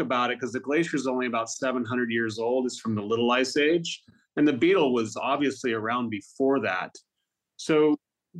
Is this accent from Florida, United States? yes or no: no; Lewiston, California, United States; Me growing up in Lewiston, California